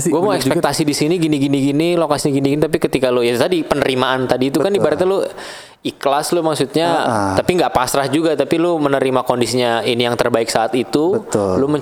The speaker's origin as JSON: {"language": "Indonesian", "town": "Purwokerto", "region": "Central Java", "country": "Indonesia", "tie": "born or raised there", "said": "iya iya gue asli"}